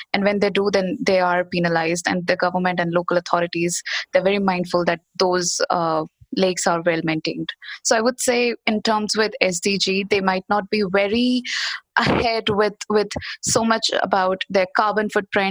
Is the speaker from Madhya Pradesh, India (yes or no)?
yes; Bhopal, Madhya Pradesh, India; I'm in India. I'm in my hometown, Bhopal, which is the central part of the country.